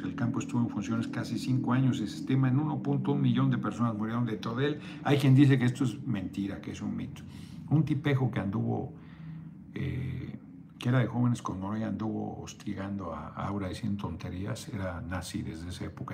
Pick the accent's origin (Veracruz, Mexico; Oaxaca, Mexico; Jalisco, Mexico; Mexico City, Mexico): Mexico City, Mexico; Yo soy de Azcapotzalco